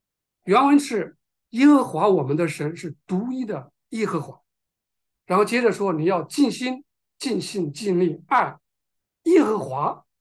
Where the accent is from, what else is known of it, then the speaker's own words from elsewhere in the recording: China; 我们中国人知道，当我们有有人去世的时候，披麻戴孝，对吧？